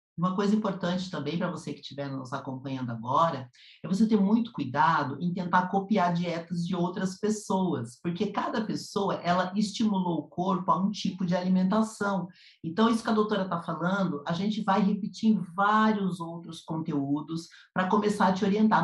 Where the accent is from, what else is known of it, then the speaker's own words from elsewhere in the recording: Curitiba, Paraná, Brazil; now in São Paulo, Brazil; eu sou do Sul, eu sou de Curitiba